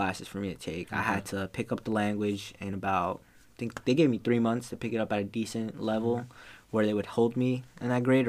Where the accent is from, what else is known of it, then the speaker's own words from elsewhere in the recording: Dunellen, New Jersey, United States; also born or lived in Plainfield, New Jersey; I grew up sort of in Plainfield for a bit.